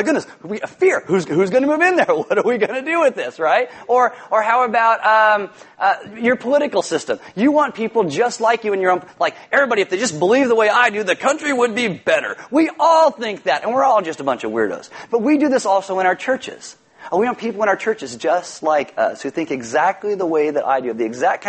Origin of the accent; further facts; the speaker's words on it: California, United States; I'm from California